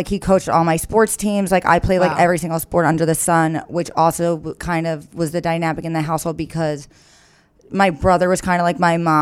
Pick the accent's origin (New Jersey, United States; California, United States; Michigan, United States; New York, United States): New York, United States; Long Island; I was born in Long Island.